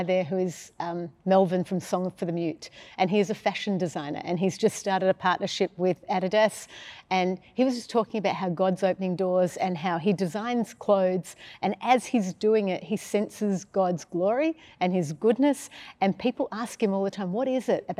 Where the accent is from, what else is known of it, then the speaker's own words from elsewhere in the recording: Sydney, New South Wales, Australia; also born or lived in Melbourne, Victoria; Sydney, then Melbourne, then Sydney